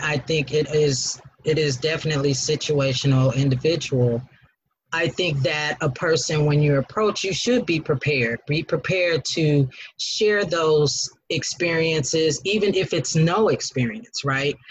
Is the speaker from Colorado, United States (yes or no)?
yes; Denver, Colorado, United States; now in Atlanta, United States; I am from Denver, Colorado